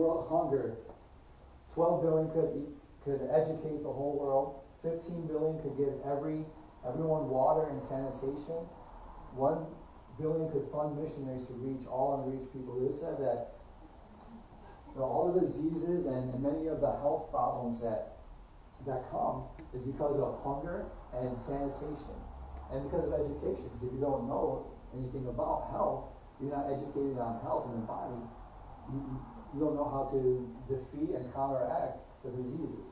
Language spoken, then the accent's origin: English; United States; as American Christians